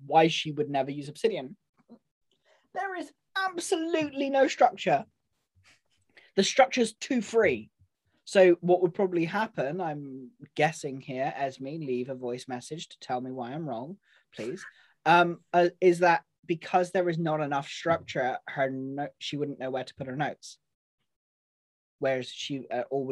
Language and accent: English; United Kingdom; We're British